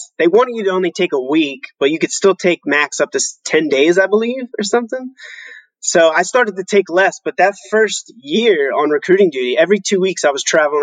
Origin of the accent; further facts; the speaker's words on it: United States; moved away as an adult; also born or lived in Germany; as an American growing up